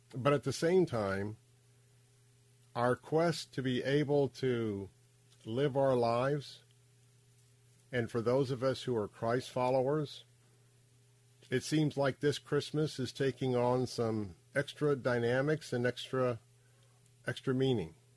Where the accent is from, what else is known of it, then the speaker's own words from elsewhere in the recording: Tampa, Florida, United States; I grew up right here in Tampa, Florida